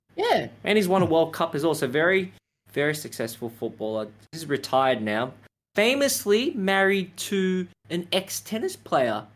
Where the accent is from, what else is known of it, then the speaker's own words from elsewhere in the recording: Melbourne, Victoria, Australia; growing up in Australia